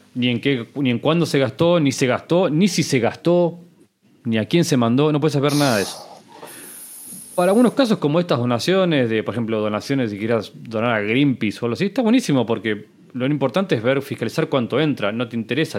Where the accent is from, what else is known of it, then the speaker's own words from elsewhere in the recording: Argentina; te lo digo como argentino